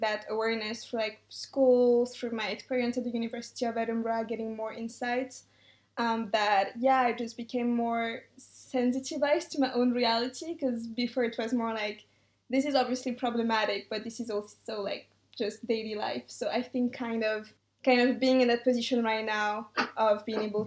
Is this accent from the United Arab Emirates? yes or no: no; Madagascar; I grew up in Madagascar